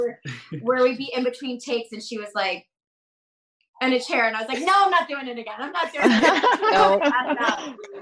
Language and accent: English; Florida, United States; we're both from Florida. We have like we were raised in like similar backgrounds